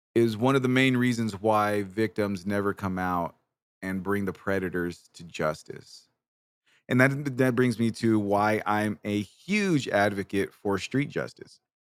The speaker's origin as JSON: {"language": "English", "town": "Bakersfield", "region": "California", "country": "United States", "also_born_or_lived": "Washington", "moved": "yes", "lives_now": "San Antonio, United States", "said": "I'm originally from Bakersfield, California. I live in San Antonio, Texas now but I'm originally from Bakersfield"}